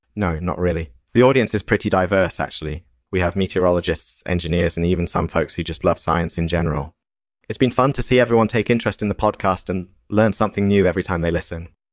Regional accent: Pacific Northwest, United States; I grew up in the Pacific Northwest, and there's a lot of rain and fog up there.

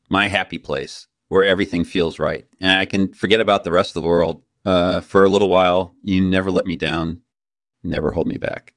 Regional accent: Outback, Australia; I was born and raised in the Australian outback

